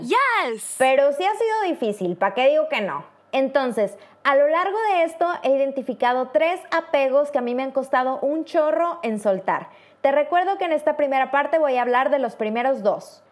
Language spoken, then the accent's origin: Spanish; Mexico; moved away as an adult; now in Poland; una mexicana viviendo en Polonia